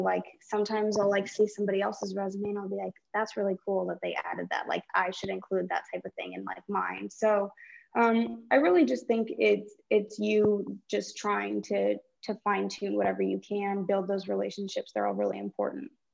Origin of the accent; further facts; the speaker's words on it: California, United States; growing up in California